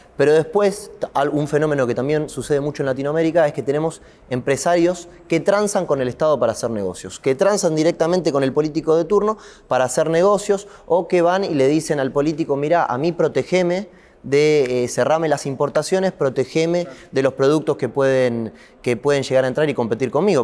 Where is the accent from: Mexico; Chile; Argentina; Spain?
Argentina; los argentinos